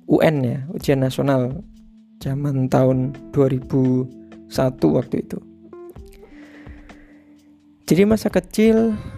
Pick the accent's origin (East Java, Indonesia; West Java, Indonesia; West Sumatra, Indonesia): East Java, Indonesia; Tuban; born there; lahir di Tuban, Jawa Timur pada tanggal 27 Januari 1989.